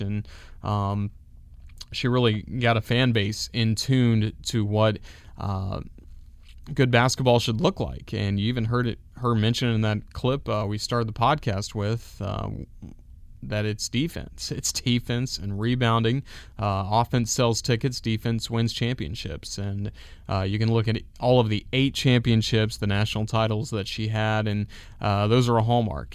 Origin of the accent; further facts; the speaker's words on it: Kingsport, Tennessee, United States; growing up in Kingsport, Tennessee